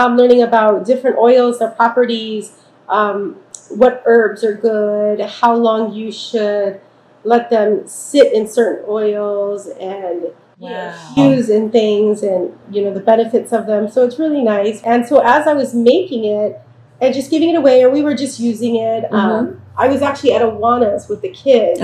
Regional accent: California, United States; moved away as an adult; now in Hawaii, United States; originally I'm from California. I moved here a little over 20 years ago for college

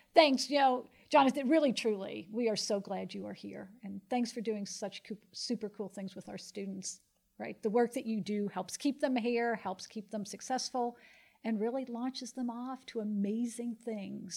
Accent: Pennsylvania, United States; moved away; I grew up in Pennsylvania

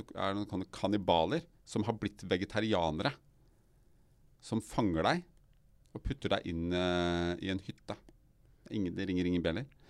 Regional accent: Røyken, Viken, Norway; jeg er oppvokst i Røyken

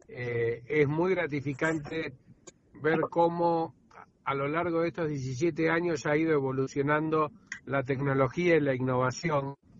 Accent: Argentina; como argentinos

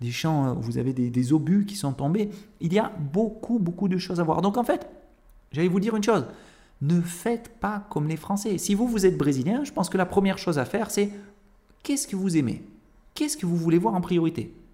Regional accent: Avignon, Provence-Alpes-Côte d'Azur, France; born there; moi évidemment, je suis né à Avignon. Avignon, c'est le cœur de la Provence.

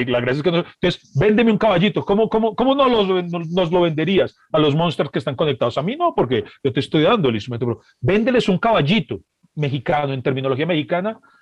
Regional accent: Colombia; yo como colombiano

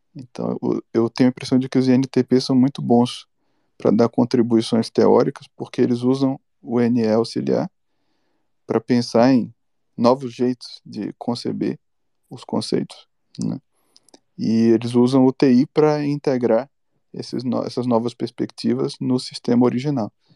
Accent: Bahia, Brazil; Eu sou baiano

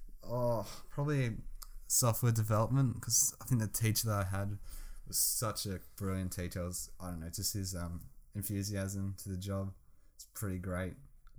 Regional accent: Melbourne, Victoria, Australia; Oh, actually, both from Melbourne.

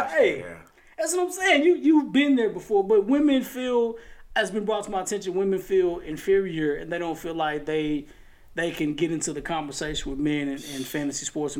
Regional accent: Chapel Hill, North Carolina, United States; I'm just from Chapel Hill. I'm just saying.

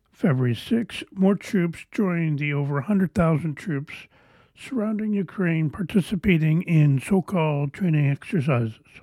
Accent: Canada; I am Canadian.

